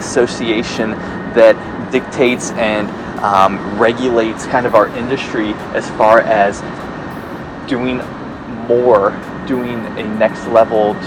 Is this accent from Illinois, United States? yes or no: yes; Chicago, Illinois, United States; now in North Myrtle Beach, United States; my hometown, Chicago